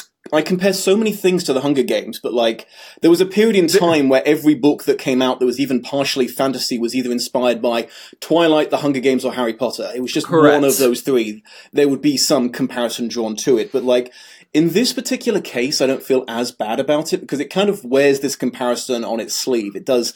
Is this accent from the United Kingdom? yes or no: yes; United Kingdom; I am also British